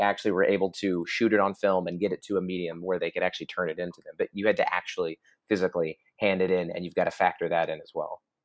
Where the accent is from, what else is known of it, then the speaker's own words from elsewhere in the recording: Oklahoma, United States; I'm from Oklahoma